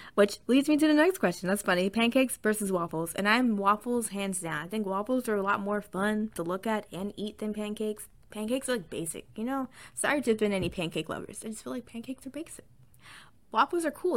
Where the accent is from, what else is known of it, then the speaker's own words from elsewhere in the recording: the South, United States; accent: southern twang; I am from the south, so sometimes you might hear some, a little bit of a little southern twang